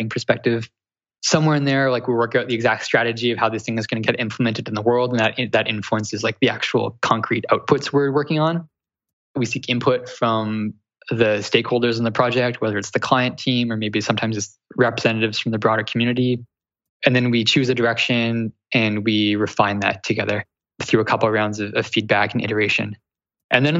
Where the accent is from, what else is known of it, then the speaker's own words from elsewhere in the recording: Canada; accent: Canadian; also born or lived in Toronto; that's like my Canadian coming through